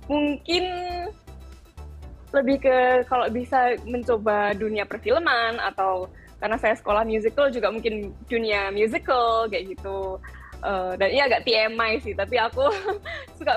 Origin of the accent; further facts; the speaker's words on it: Yogyakarta, Special Region of Yogyakarta, Indonesia; saya ini asalnya kan dari Jogja.